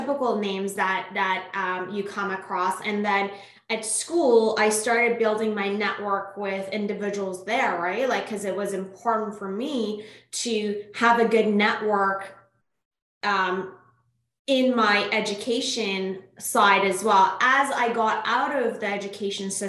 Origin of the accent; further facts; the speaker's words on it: Iran; first language Persian; English is a second language; moved away as an adult; now in Canada; I'm originally born and raised in Iran, moved to Canada in 2005 for school.